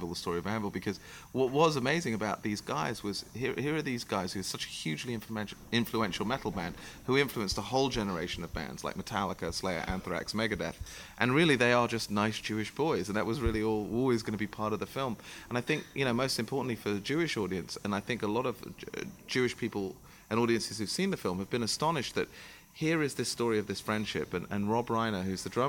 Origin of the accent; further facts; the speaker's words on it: London, United Kingdom; I'm from St. John's Wood. I grew up in Abbey Road